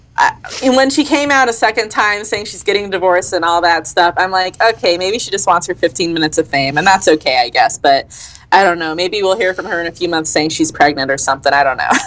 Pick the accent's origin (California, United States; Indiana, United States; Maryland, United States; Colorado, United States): Colorado, United States; Colorado's my home state my dad and his whole side of the family are in Pueblo, and my mom and her, um, a lot of her side are in the San Luis Valley